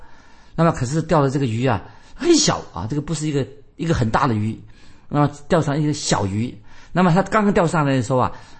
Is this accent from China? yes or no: yes; China; 那我们中国人更多了，关于这个说言多必失，一言既出，驷马难追